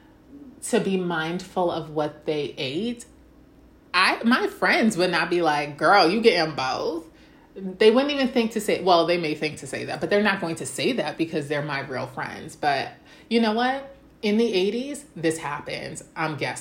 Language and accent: English; United States; I'm speaking as an American